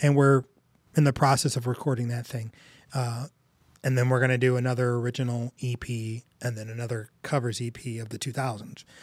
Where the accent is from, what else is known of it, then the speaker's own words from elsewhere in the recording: United States; I grew up in North County.